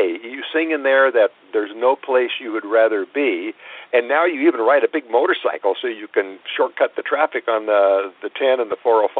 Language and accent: English; Los Angeles, California, United States; you're now in my hometown